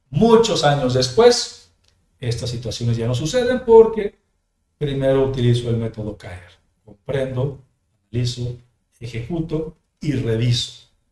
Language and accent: Spanish; Mexico; also born or lived in Jalisco; de manera nacional en mi país